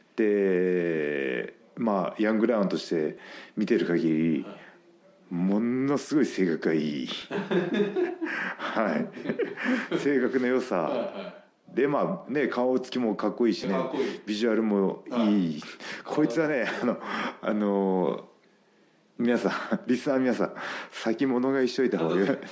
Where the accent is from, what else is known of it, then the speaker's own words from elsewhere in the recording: Gifu, Japan; moved away; 岐阜県のね同じ同じ中学校の